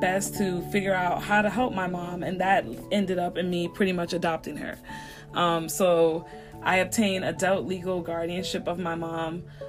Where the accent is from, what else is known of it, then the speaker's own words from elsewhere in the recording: New York City, New York, United States; moved away as an adult; now in Macon, United States; I grew up in the Bronx. And although I love New York, I loved growing up there